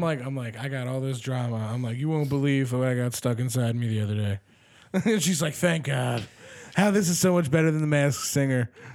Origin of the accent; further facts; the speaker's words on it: Delaware County, Pennsylvania, United States; I grew up in Delco